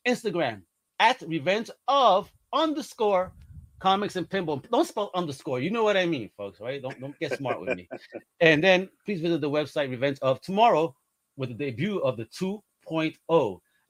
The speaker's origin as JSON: {"language": "English", "region": "New York", "country": "United States", "tie": "born or raised there", "also_born_or_lived": "Massachusetts", "moved": "yes", "lives_now": "Florida, United States", "said": "I grew up in New York."}